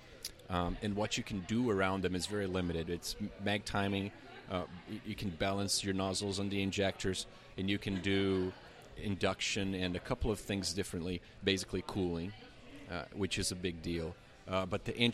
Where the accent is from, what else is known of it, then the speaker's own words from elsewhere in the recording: Brazil; English is a second language; moved away; I'm from Brazil, originally from Brazil